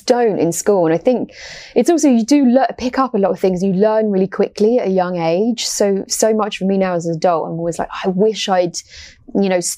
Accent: United Kingdom; moved away as an adult; also born or lived in United States; I always think of myself as British first and then American second.

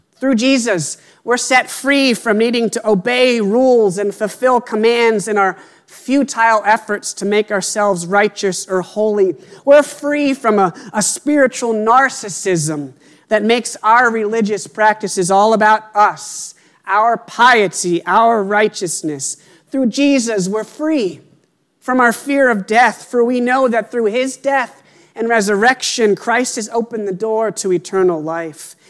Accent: Pennsylvania, United States; moved away as an adult; now in Worcester, United States; until we moved here, I had lived in Pennsylvania my whole life

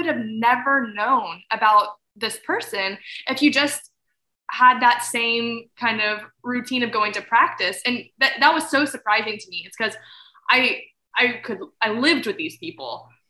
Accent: Fredericksburg, Texas, United States; the church that I grew up in Fredericksburg

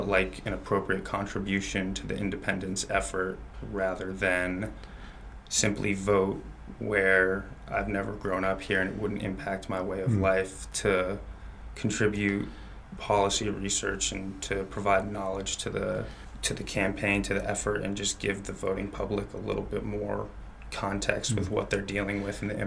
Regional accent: New Jersey, United States; I am from the United States by way of New Jersey

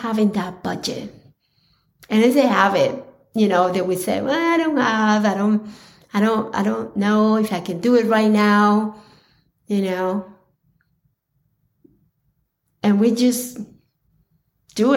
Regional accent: Colombia; growing up in Colombia

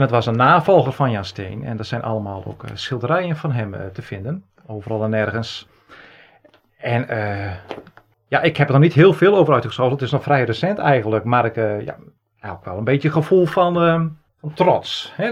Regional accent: Friesland, Netherlands; Geboortejaar 1971, geboren in Friesland.

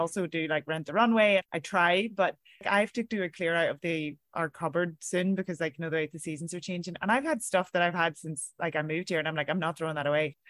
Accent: Ireland; moved away as an adult; now in New York, United States; as Irish people

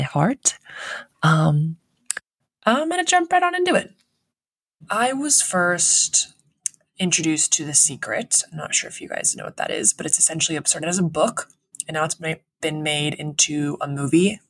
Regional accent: Central Coast of California, United States; also born or lived in San Diego; I grew up in the Central Coast. I went to school in the Central Coast of California

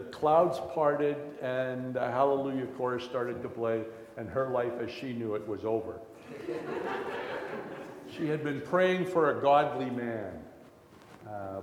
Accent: Canada; also born or lived in Morden, Manitoba; I was born in Canada and my parents were Christian

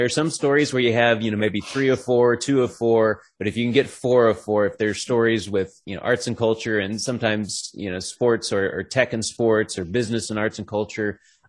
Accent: Dallas-Fort Worth area, Texas, United States; moved away as an adult; also born or lived in Bowling Green, Kentucky / Nashville, Tennessee; now in Atlanta, United States; I'm originally from the Dallas-Fort Worth area, grew up just north of DFW area

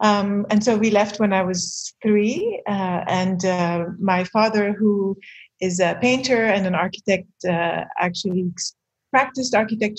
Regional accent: Beirut, Beirut Governorate, Lebanon; born there; So I was born in Beirut in 1973. My first memories were memories of anxiety about the war.

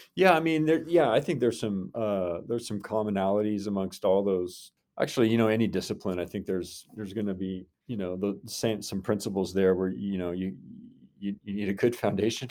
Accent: Inola, Oklahoma, United States; also born or lived in Brooklyn, New York / Norman, Oklahoma; I grew up in the Tulsa area and came to O U for school

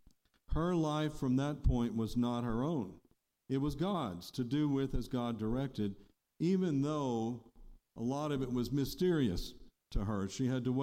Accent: United States; I was born here, and most of my immigrant ancestors came here before the revolution.

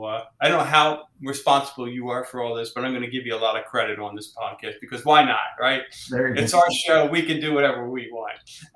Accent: Philadelphia, Pennsylvania, United States; we came from the Philadelphia, Pennsylvania area and all

